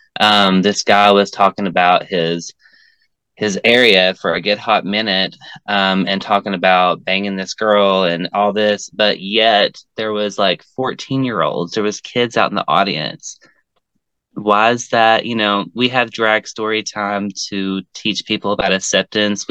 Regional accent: Tennessee, United States; growing up in Tennessee, because growing up in Tennessee is really different than growing up elsewhere, because we're in the Bible Belt

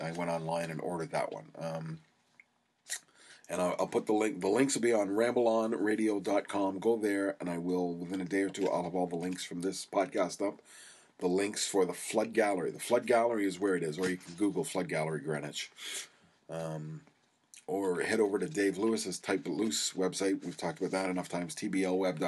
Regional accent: Canada

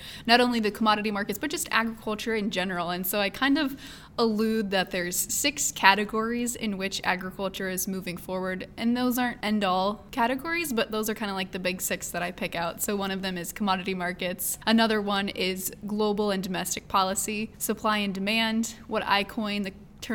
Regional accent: Columbus Junction, Iowa, United States; moved away; Columbus Junction is the hometown

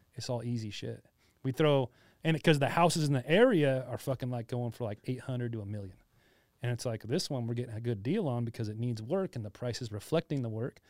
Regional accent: Hesperia, California, United States; also born or lived in Costa Mesa / Fullerton; now in Riverside, United States; I'm from Asperia, small fucking place. I've lived there my whole fucking life till I was like thirty.

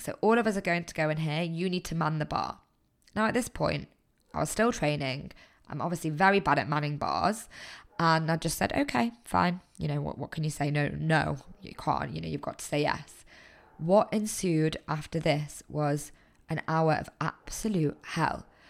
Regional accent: Manchester, North West England, United Kingdom; moved away as an adult; I'm originally from Manchester

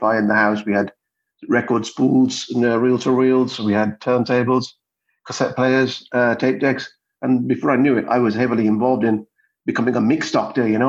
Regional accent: Birmingham, West Midlands, United Kingdom; also born or lived in India; born in India, and my parents, we moved straight to Birmingham.

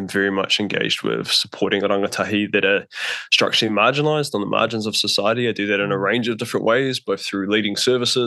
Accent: Auckland, New Zealand; I grew up in West Auckland, like Riverhead, Coatesville, quite far out as a kid

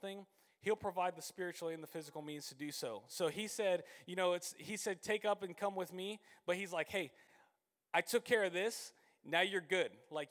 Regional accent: Citrus Springs, Florida, United States; So I grew up over in Citrus Springs

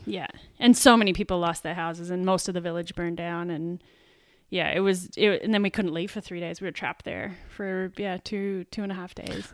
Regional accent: Sydney, New South Wales, Australia; moved away; also born or lived in Canberra; from Sydney originally

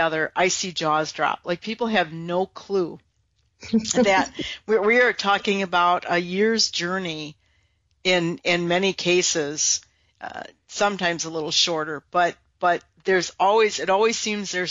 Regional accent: Wisconsin, United States; I'm from Wisconsin

